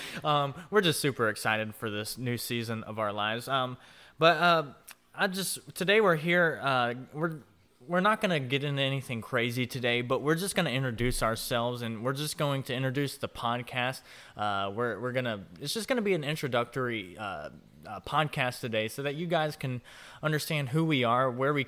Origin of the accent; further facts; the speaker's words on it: Jacksonville, Florida, United States; I was actually born and raised in Jacksonville, Florida.